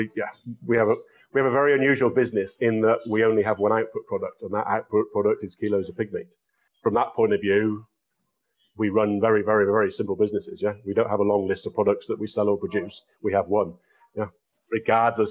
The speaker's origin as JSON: {"language": "English", "region": "England", "country": "United Kingdom", "tie": "born or raised there", "moved": "as an adult", "said": "Growing up in England"}